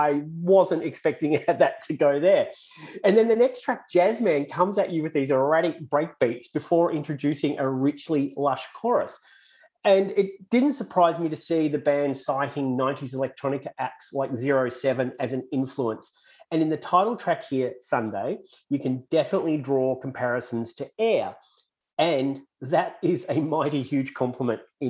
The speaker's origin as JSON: {"language": "English", "country": "Australia", "accent": "Aussie", "said": "my Aussie accent"}